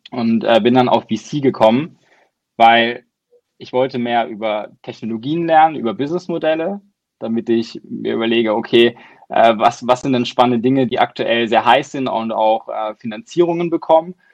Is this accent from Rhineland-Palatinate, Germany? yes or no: no; Baden-Württemberg, Germany; Äh, ich komme aus Deutschland, wie man unschwer äh, erkennen kann, aus so einem kleinen Dorf im Süden bei Baden-Baden.